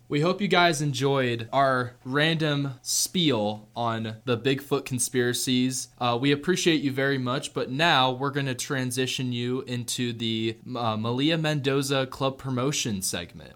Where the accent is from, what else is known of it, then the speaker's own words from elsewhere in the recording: Seattle, Washington, United States; I was born in Washington State. I was born in Seattle